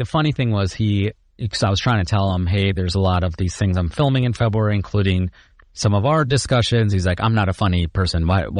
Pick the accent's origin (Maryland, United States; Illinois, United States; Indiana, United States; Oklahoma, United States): Illinois, United States; Chicago; and then I'm from Chicago.